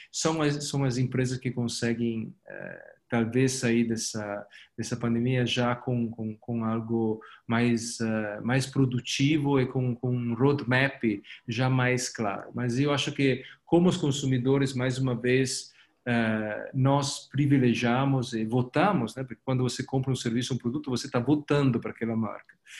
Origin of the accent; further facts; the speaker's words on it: Italy; Portuguese is a second language; moved away as an adult; now in Brazil; Eu, como você escuta do meu sotaque, eu não sou ah, daqui. Eu vivo aqui faz 10 anos, mas sou italiano, sou europeu